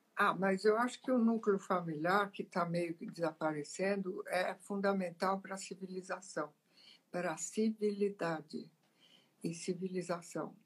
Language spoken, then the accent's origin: Portuguese; Italy; now in Brazil; eu sou italiana, né? eu nasci lá.